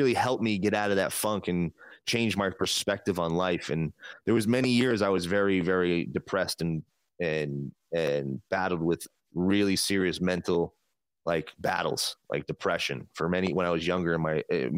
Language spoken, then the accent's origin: English; New Jersey, United States; now in Las Vegas, United States; I'm in Vegas now, but I'm from New Jersey.